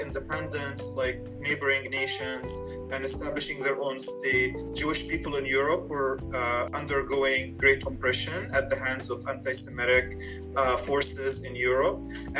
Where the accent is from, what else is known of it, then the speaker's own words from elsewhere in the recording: Gaza, Gaza Strip, Palestine; moved away as an adult; now in Chicago, United States; I grew up in Palestine, in Gaza. I spent most of my life there. I still have family there. And I now have family here in the U.S.